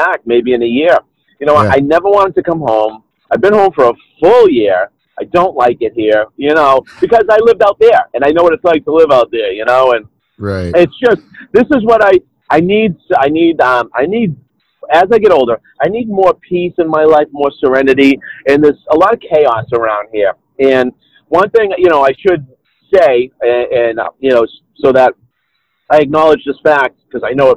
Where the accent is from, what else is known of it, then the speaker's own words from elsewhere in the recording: Lowell, Massachusetts, United States; also born or lived in Minneapolis–Saint Paul, Minnesota; I grew up in Lowell, Massachusetts